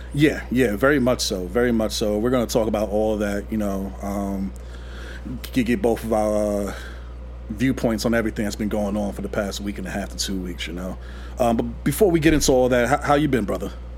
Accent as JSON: {"language": "English", "town": "New York City", "region": "New York", "country": "United States", "said": "we both from New York and everything. I'm from Queens"}